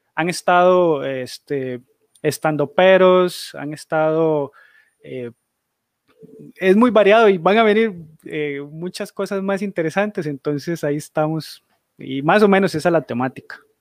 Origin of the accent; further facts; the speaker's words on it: Costa Rica; soy de Costa Rica